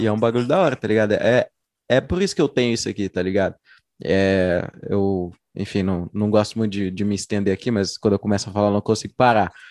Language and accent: Portuguese; Uberlândia, Minas Gerais, Brazil; sou uberlandense